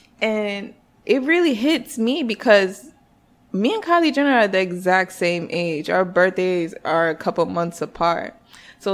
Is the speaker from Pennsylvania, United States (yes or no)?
no; North Carolina, United States; now in New York, United States; I am not a New York native. I moved here 4 years ago from North Carolina, but I'm actually Nigerian. I always feel the need to throw that in there because I do not claim North Carolina like that.